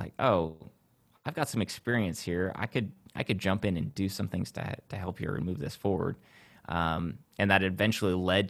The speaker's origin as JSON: {"language": "English", "area": "south of Lansing", "region": "Central Michigan", "country": "United States", "tie": "born or raised there", "said": "Central Michigan, south of Lansing is where I grew up."}